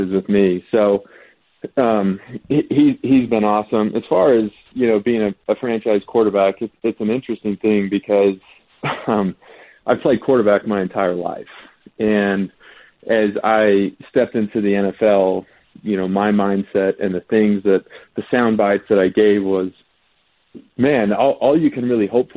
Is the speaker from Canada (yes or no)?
no; West Coast, United States; I grew up on the West Coast